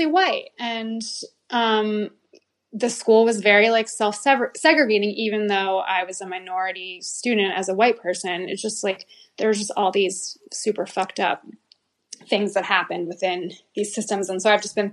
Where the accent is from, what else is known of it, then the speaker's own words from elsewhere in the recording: New Haven, Connecticut, United States; I grew up in New Haven, Connecticut, and I went to public school my whole life